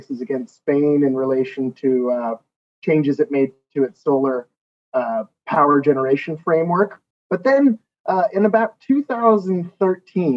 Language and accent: English; Philadelphia, Pennsylvania, United States; moved away as an adult; also born or lived in Washington, D.C.; now in London, United Kingdom; I grew up in Philadelphia, Pennsylvania